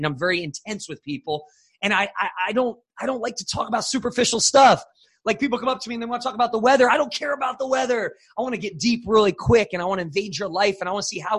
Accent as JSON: {"language": "English", "region": "New Jersey", "country": "United States", "tie": "born or raised there", "said": "I'm from New Jersey originally"}